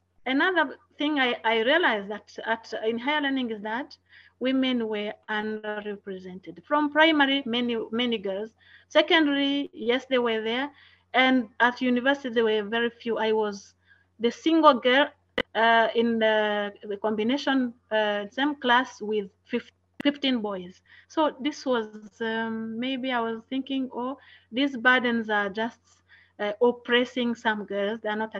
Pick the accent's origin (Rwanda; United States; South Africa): Rwanda; first language Kinyarwanda; English is a second language; I was like in primary, I was learning in Kinyarwanda. That was my mother tongue, and French was a subject.